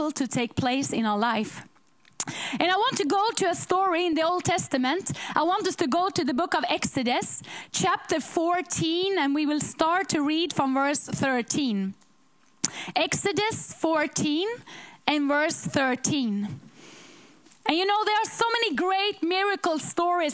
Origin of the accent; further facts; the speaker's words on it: Sweden; We come from Sweden to preach in churches